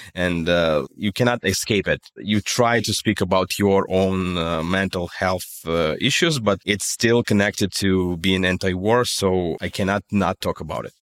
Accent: Russia; accent: Russian; English is a second language; moved away as an adult; now in Berlin, Germany; you can still hear my Russian accent and, uh, you cannot hide it and I don't wanna hide it

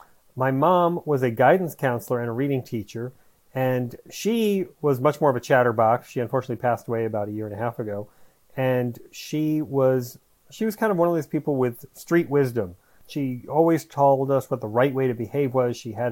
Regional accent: New York City, New York, United States; I grew up in Queens, New York in the 1970s

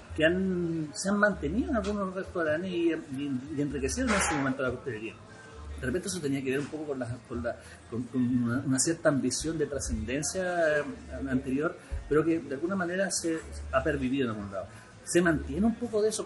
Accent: Chile; Acá en Chile

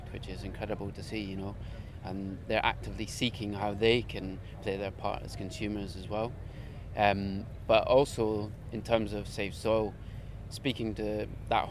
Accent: Scotland, United Kingdom; I come from Scotland

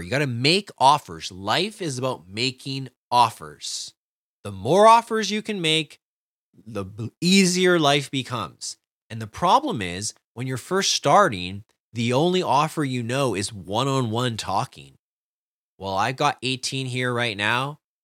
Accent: Canada; I'm a Canadian

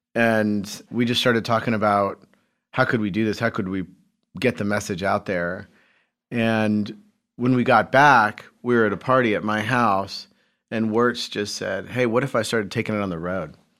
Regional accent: Carmel, Indiana, United States; I grew up in Carmel, Indiana

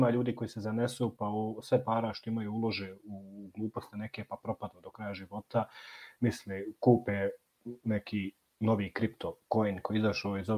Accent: Bosnia & Herzegovina

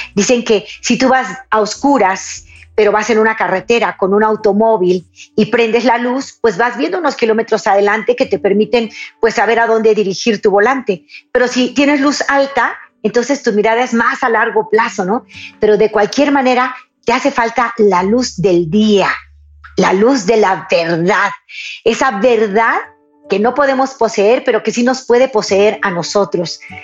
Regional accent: Mexico

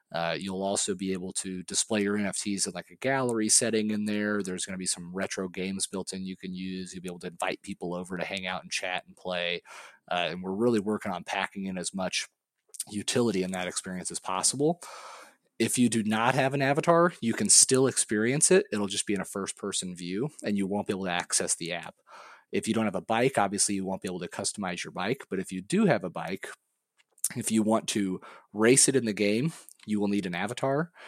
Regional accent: Missouri, United States; moved away; I'm from Missouri originally

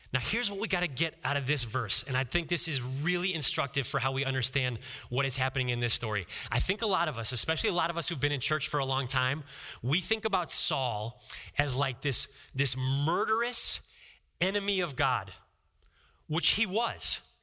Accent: Ohio, United States; I'm from Ohio

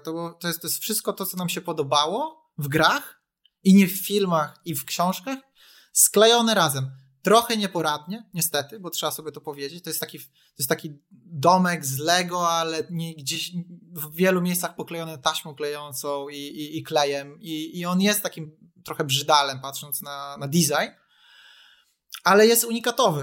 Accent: Poland; u nas y, w Polsce

